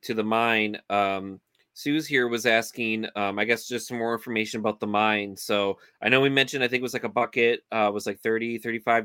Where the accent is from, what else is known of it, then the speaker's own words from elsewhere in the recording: Minnesota, United States; I'm from Minnesota.